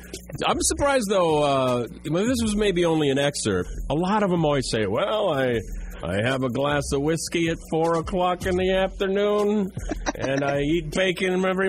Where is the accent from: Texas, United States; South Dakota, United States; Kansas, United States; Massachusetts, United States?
South Dakota, United States; moved away; also born or lived in Charleston, South Carolina; In South Dakota, and that's the only place, my home state, that's the only place I've heard people say sack.